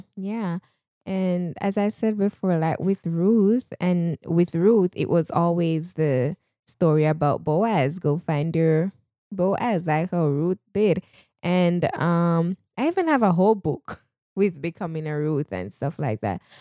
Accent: Jamaica; accent: Jamaican; moved away; I am a Jamaican. At times, you'll hear my Jamaican accent come out, a proud Jamaican at least

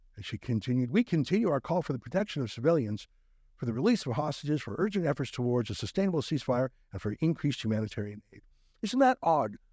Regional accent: Canada; we're Canadian

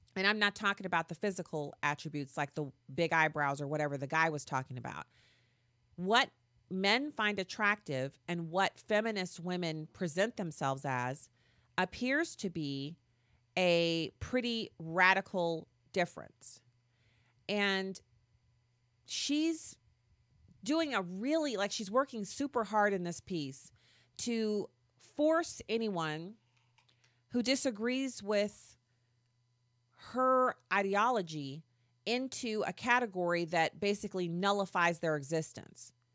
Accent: United States; I'm not British. See, I'm an American

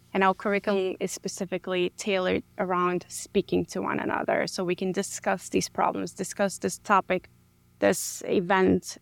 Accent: New York City, New York, United States; moved away as an adult; now in San Antonio, United States; I grew up in the Bronx, New York.

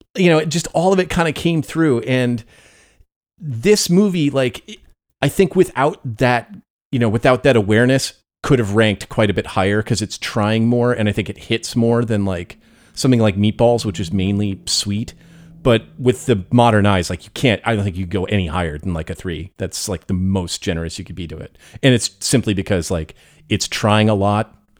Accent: United States; growing up in America

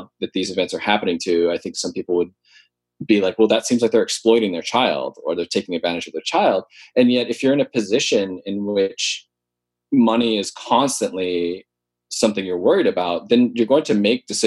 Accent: Honokaa, Hawaii, United States; I grew up in Honoka'a

